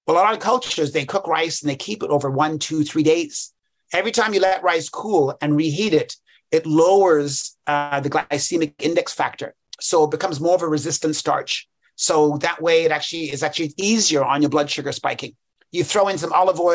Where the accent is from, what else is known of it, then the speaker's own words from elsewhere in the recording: England, United Kingdom; I was born in England.